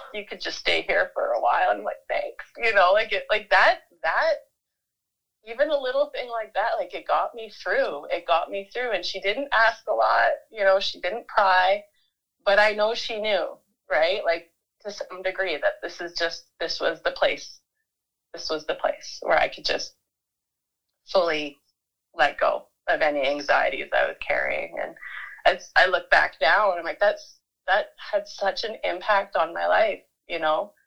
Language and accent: English; Vancouver, British Columbia, Canada; moved away as an adult; also born or lived in Manitoba / Toronto; now in Vernon, Canada; I was born in Manitoba, but mostly grew up on the coast in Vancouver in a little village, which is now kind of grown into something something bigger. But at the time, it was a little little area, little corner of Vancouver called Deep Cove.